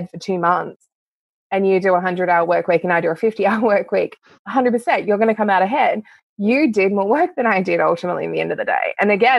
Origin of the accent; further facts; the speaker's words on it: East Gippsland, Victoria, Australia; also born or lived in Canada; now in Canberra, Australia; I am actually a very rural girl. I grew up in East Gippsland in Victoria, then moved to Canada, of all places